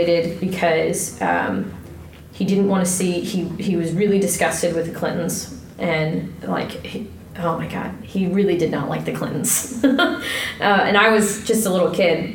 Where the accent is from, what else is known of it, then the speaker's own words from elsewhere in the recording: Ohio, United States; moved away as an adult; also born or lived in Kentucky / Iowa / San Antonio, Texas; I'm from Ohio, originally, and I went to college in Kentucky, and then I lived in Iowa, and then I lived in San Antonio, Texas